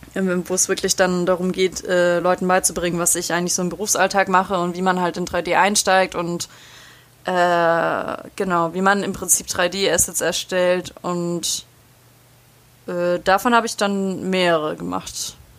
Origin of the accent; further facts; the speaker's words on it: Ulm, Baden-Württemberg, Germany; moved away; in Ulm in meiner Heimatstadt